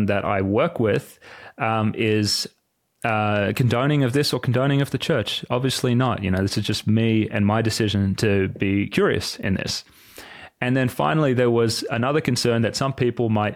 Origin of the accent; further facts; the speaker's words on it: Sydney, New South Wales, Australia; moved away; I grew up in Sydney